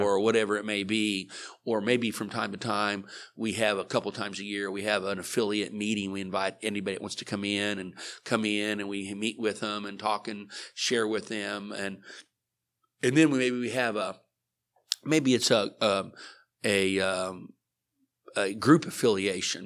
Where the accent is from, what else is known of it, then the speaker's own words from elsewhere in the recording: Liberal, Kansas, United States; now in Oklahoma, United States; I grew up in Liberal, Kansas